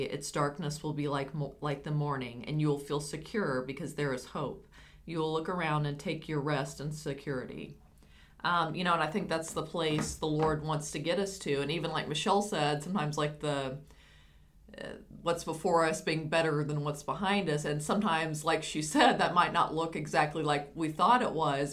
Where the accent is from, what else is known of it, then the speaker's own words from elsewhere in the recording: United States; I'm American